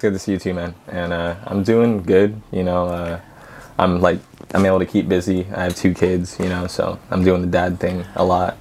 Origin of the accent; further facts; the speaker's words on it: Highland, California, United States; also born or lived in Yucaipa; my hometown of Highland